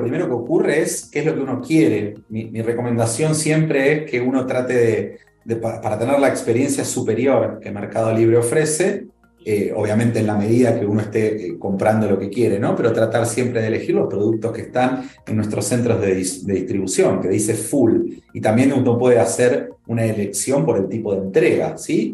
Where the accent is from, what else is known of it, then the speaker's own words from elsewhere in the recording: Argentina; moved away as an adult; now in Mexico; soy argentino